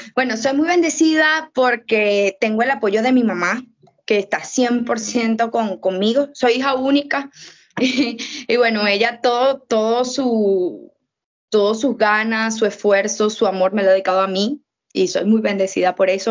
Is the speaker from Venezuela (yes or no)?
yes; Venezuela; acá hay un corazón que late, que es mi tierra